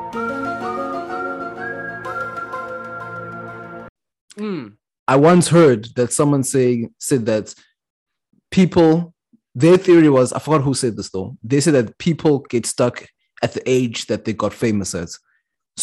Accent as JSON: {"language": "English", "country": "South Africa", "said": "as a black South African"}